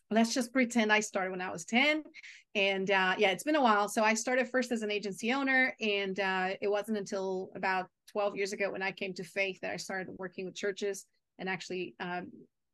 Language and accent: English; Portugal; English is a second language; moved away as an adult; also born or lived in Brazil / Chile / Argentina / Maryland, United States; now in United States; I was born in Brazil. And so the first decade of my life was in Brazil. The second decade was in Portugal. My mom is Portuguese, so I was raised there.